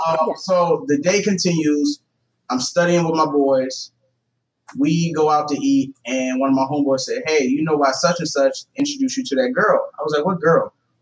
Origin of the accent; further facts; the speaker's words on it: the South, United States; I grew up in the South.